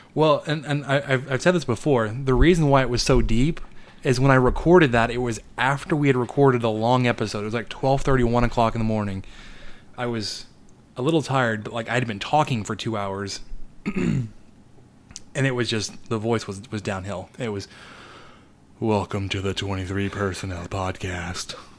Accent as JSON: {"language": "English", "town": "Dallas", "region": "Texas", "country": "United States", "tie": "born or raised there", "moved": "yes", "said": "I grew up in the Dallas area, so I went to the Dallas Zoo and Fort Worth Zoo fairly regularly"}